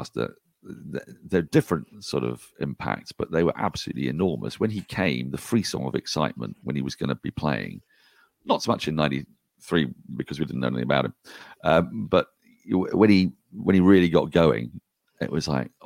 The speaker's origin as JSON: {"language": "English", "region": "England", "country": "United Kingdom", "tie": "born or raised there", "said": "my experience of Ashes as an English boy"}